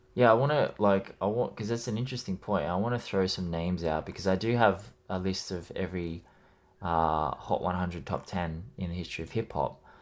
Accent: Australia; I'm Australian

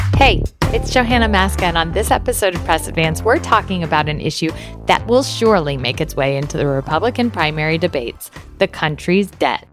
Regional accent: Galesburg, Illinois, United States; I grew up in Galesburg, Illinois.

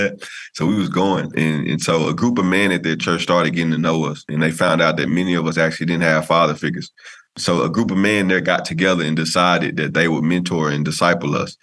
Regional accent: El Dorado, Arkansas, United States; now in Tyler, United States; I'm from El Dorado, Arkansas, specifically.

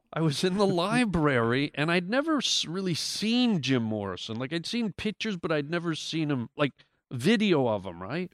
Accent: Canada; I grew up in Canada

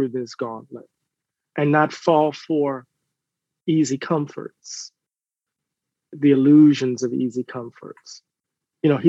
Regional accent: Mississippi, United States; my hometown in Mississippi

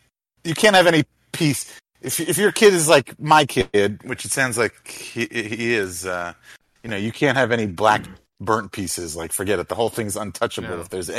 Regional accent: New York, United States; As a New Yorker

